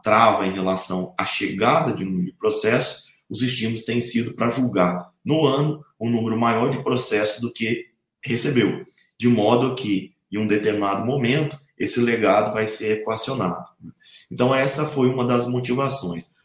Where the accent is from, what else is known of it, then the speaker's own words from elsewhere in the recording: Assis, São Paulo, Brazil; moved away as an adult; also born or lived in Santa Catarina / Lavras, Minas Gerais; now in Brasília, Brazil; Esse curso foi feito numa faculdade de tecnologia da minha cidade natal, Assis.